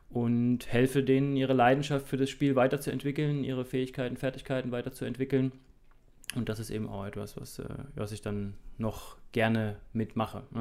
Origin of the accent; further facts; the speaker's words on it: Thuringia, Germany; moved away as an adult; Ich bin mit 18 äh, aus Thüringen äh, ausgewandert und ähm, war dann drei Jahre am Bayerischen Untermain beim TV Großwallstadt.